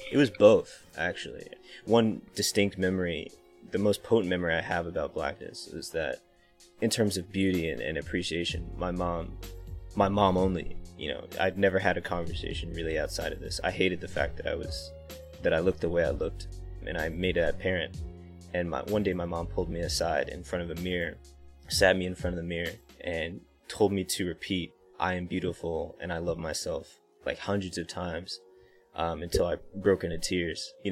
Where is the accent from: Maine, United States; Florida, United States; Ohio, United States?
Florida, United States; Florida was to me it was a great place to grow up because there's a lot of flat, open land, open trees that you can explore